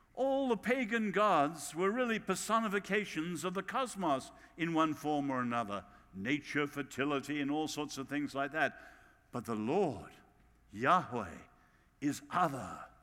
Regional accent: England, United Kingdom; accent: English

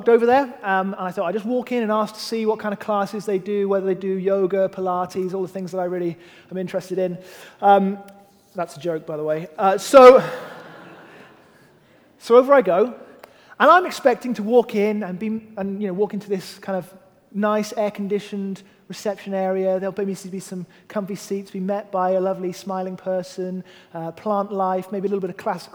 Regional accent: United Kingdom; I am British and a man

